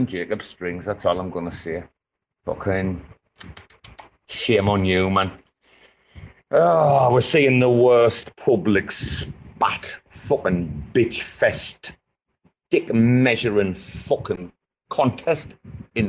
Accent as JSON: {"language": "English", "region": "England", "country": "United Kingdom", "said": "I'm from England"}